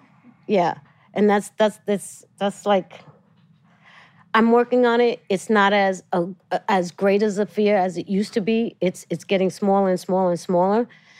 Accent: New York City, New York, United States; also born or lived in Los Angeles; I'm from Brooklyn too. I still live in Brooklyn.

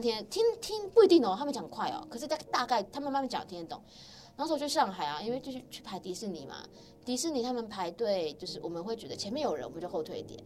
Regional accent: Taiwan; now in South Korea; 如果我们是台湾人嘛，身为台湾人

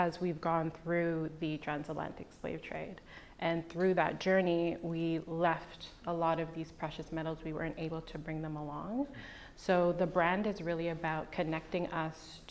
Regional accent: Jamaica; that's the indigenous name for Jamaica. So that's where I'm from

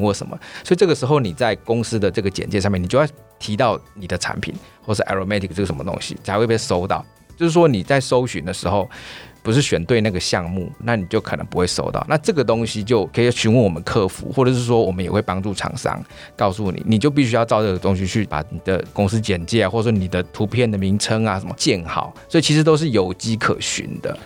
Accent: Taiwan; 我们台湾人的效率

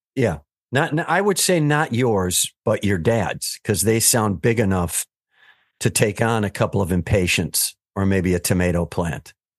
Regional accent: Wisconsin, United States; I'm from Wisconsin, so we're nice

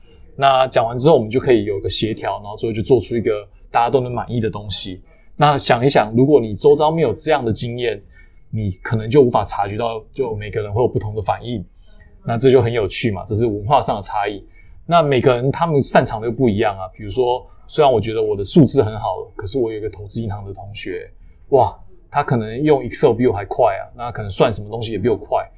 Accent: Taiwan; 那我要选另外一个学校，是我可以 build up 我台湾人 connection 的学校。

